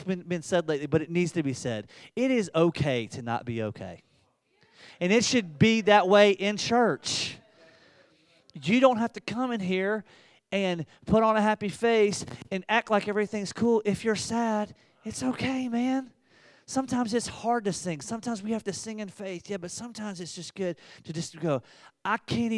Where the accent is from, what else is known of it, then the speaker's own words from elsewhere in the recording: the South, United States; I'm from the South